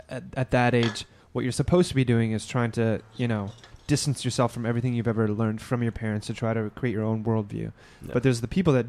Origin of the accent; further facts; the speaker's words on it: Edmonton, Alberta, Canada; moved away; I'm from Alberta. I'm from Edmonton.